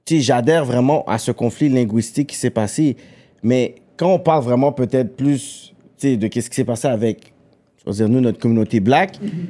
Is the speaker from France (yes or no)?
no; Quebec, Canada; tu sais, je suis un fier québécois.